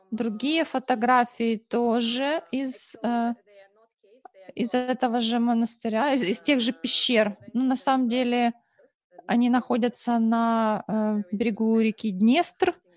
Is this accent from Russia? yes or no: no; Moldova; В той части страны, откуда я родом, это, ну, даже вот в селе, где я жила, родилась, и э, городок рядом, близлежащий